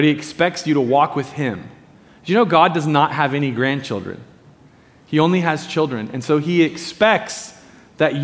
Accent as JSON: {"language": "English", "town": "Medford", "region": "Oregon", "country": "United States", "tie": "born or raised there", "said": "I grew up in Medford, down in Southern Oregon"}